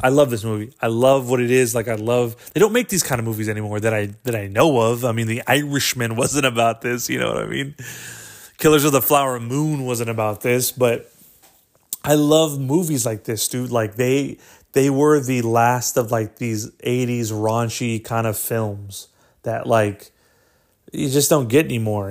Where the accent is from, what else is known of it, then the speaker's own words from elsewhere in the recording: Corpus Christi, Texas, United States; we're from, uh, Corpus Christi, Texas